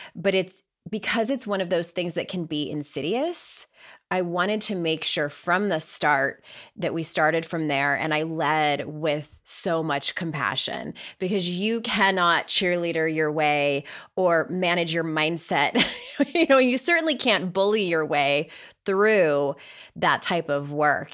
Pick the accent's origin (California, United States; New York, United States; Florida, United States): California, United States; San Diego; accent: Southern California; now in North Carolina, United States; I grew up in San Diego